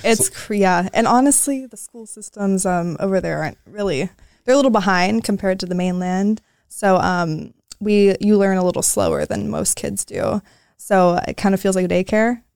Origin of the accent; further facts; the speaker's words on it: Oahu, Hawaii, United States; moved away; I grew up on Oahu.